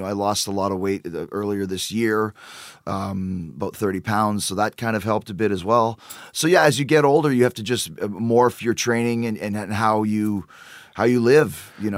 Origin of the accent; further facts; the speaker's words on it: Winnipeg, Manitoba, Canada; moved away; also born or lived in Calgary; I'm from Winnipeg, uh, Canada